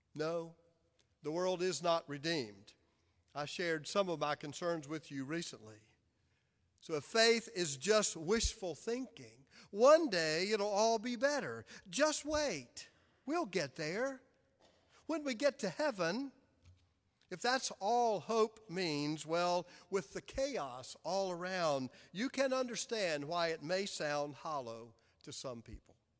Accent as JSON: {"language": "English", "town": "Clinton", "region": "South Carolina", "country": "United States", "tie": "born or raised there", "moved": "yes", "lives_now": "Charlotte, United States", "said": "Amy and I were raised in Clinton, South Carolina"}